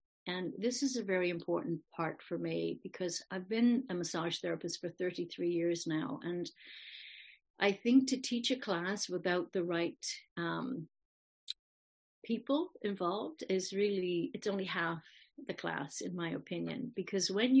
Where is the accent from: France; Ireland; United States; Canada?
Ireland; moved away; I'm from Ireland originally